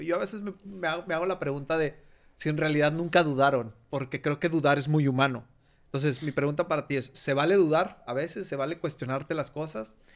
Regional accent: Torreón, Coahuila, Mexico; moved away; yo hice mi vida y salí de, de Torreón

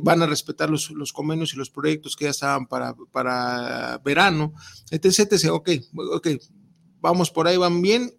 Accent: Jalisco, Mexico; somos jaliscienses

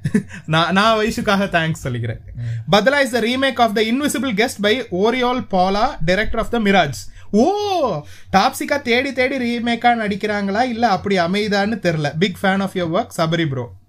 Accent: Sri Lanka; நாங்க ஸ்ரீலங்கன்

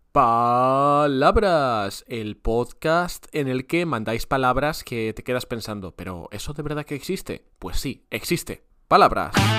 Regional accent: Andalusia, Spain; usamos mucho aquí en Andalucía

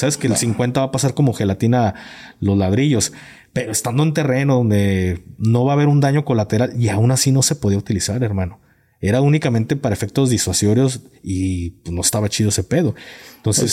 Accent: Jalisco, Mexico; yo vengo de Jalisco

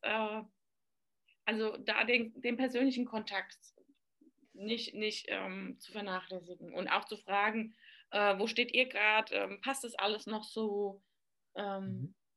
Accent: Aschaffenburg, Bavaria, Germany; ich komme aus Aschaffenburg, aus dem schönen Aschenbecher, sagt man bei uns

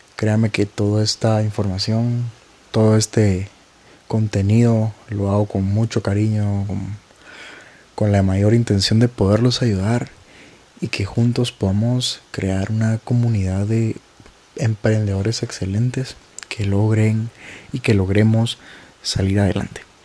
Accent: Guatemala; En mi país, que es Guatemala

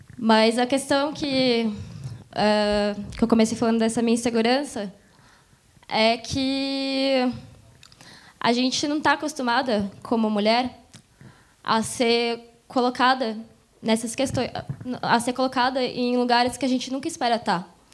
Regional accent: Mogi das Cruzes, São Paulo, Brazil; eu sou de Mogi, sou aqui da região

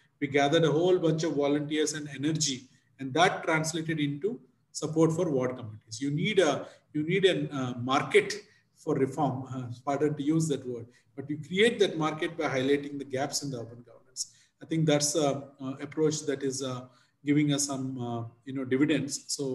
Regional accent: Visakhapatnam, Andhra Pradesh, India; My hometown, Visakhapatnam in Andhra Pradesh

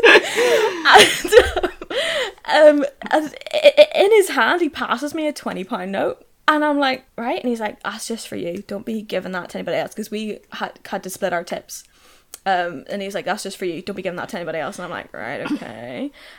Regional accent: Northern Ireland, United Kingdom; born or raised there

